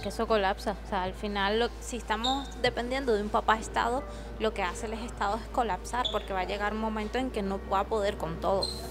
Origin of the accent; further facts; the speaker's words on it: Caracas, Capital District, Venezuela; now in Spain; en mi país, tú, ah, después de que salías de Caracas